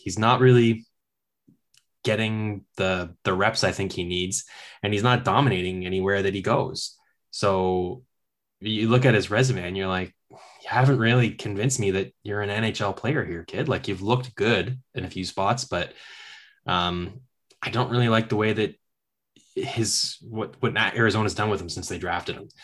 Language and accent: English; Kingston, Ontario, Canada; I'm from Kingston.